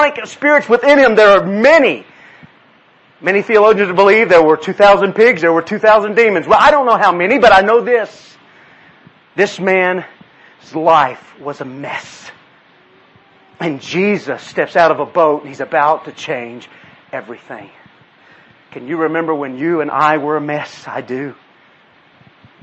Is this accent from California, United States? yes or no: no; Texas, United States; Yes, I'm from Texas. My family's from South Louisiana. We're Cajun.